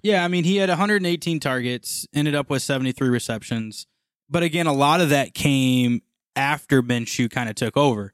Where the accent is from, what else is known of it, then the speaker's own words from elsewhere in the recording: Missouri, United States; we are from Missouri